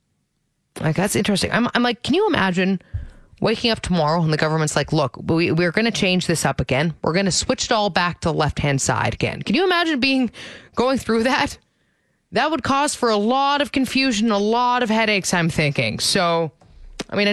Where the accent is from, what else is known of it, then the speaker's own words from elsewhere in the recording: Ontario, Canada; moved away as an adult; now in Alberta, Canada; I grew up in Ontario.